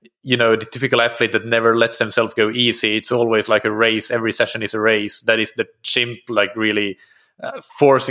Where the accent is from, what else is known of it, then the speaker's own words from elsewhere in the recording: Finland; I'm from Finland